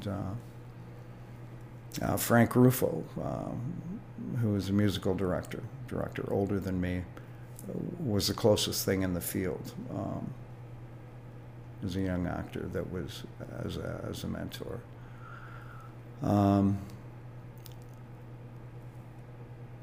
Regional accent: Toronto, Ontario, Canada; I was raised right out of the sidewalk in East Toronto, even though I was born in the West End.

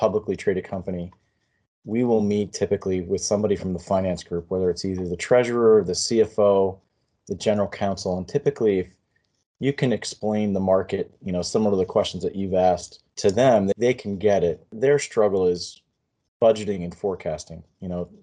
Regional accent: Monmouth County, New Jersey, United States; I grew up in Monmouth County, so I'm only a couple miles from the ocean.

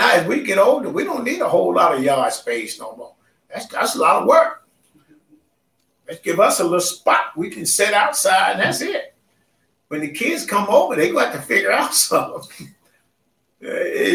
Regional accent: Mississippi, United States; I grew up in Mississippi, there was 82 counties

